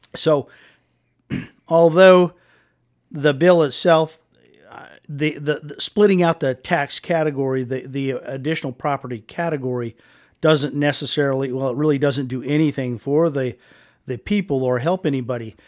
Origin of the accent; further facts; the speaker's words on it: Wheatland, Wyoming, United States; moved away as an adult; also born or lived in Casper, Wyoming; I was a born and raised in Wheatland, uh, grew up in this fantastic state